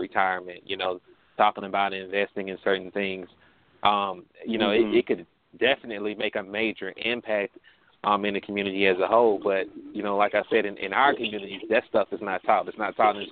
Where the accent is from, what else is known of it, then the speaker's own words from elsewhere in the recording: Birmingham, Alabama, United States; I grew up in Birmingham, Alabama, in the urban area